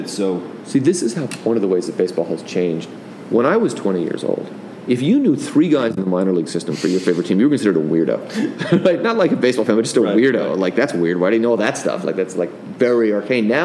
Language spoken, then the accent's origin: English; San Francisco, California, United States; I listen to this podcast too, but I had growing up in San Francisco, California.